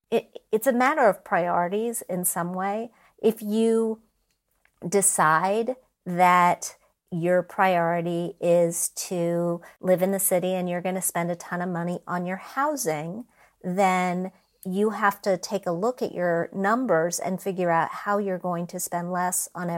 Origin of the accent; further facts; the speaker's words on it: Midwest, United States; I didn't grow up in New York. I grew up in the Midwest. All over in many different towns that had much lower standards of living